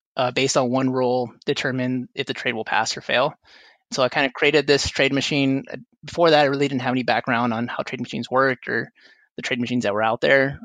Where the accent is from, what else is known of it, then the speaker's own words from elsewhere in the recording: Rio Grande Valley, South Texas, United States; also born or lived in San Antonio, Texas; I was born and raised in South Texas in the Rio Grande Valley before moving here to attend the University of Texas at San Antonio